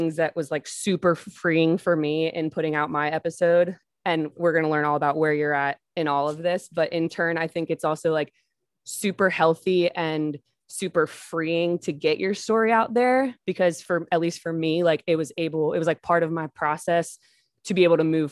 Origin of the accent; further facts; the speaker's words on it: Pennsylvania, United States; Monica and I grew up in Pennsylvania.